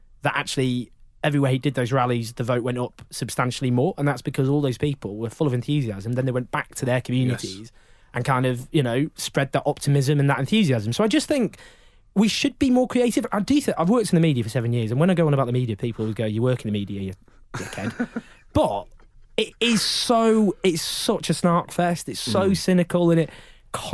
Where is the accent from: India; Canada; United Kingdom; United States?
United Kingdom; Stockport, North West England; also born or lived in Sheffield; now in London, United Kingdom; I grew up in Stockport